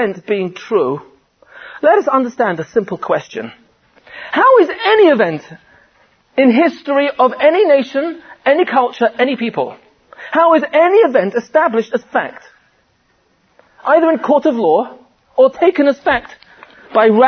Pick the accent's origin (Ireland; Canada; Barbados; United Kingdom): United Kingdom; England; I'm from England